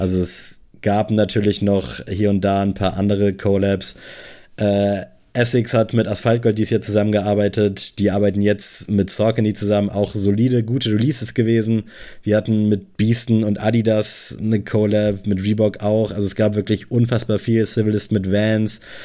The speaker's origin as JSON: {"language": "German", "town": "Buxtehude", "region": "Lower Saxony", "country": "Germany", "tie": "born or raised there", "moved": "yes", "said": "dass ich in Buxtehude mit einem Kino aufgewachsen bin"}